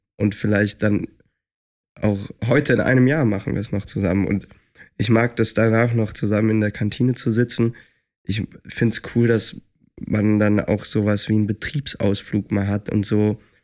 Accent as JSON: {"language": "German", "town": "Lindlar", "region": "North Rhine-Westphalia", "country": "Germany", "tie": "born or raised there", "also_born_or_lived": "Leipzig", "moved": "as an adult", "lives_now": "Düsseldorf, Germany", "said": "Ich bin halt auf dem Land aufgewachsen"}